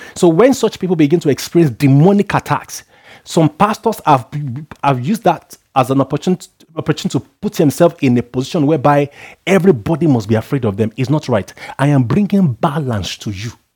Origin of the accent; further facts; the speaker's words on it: Nigeria; where I come from as a Nigerian